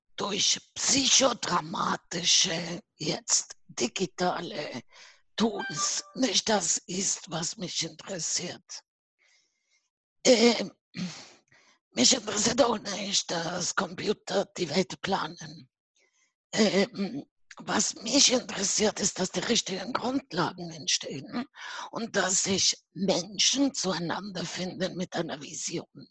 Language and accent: German; Buenos Aires, Argentina; now in Vienna, Austria; Ich bin aus Buenos Aires, Argentinien, ne? hm? Auslandsösterreicherin hm? und ich lebe in Wien